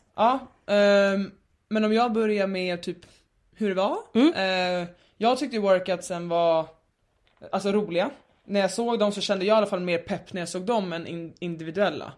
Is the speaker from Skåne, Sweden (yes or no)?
no; Stockholm, Stockholm County, Sweden; alltså jag är uppvuxen i innerstan men jag har ju bott mycket i förorten mm. senaste åren eh, i Stockholm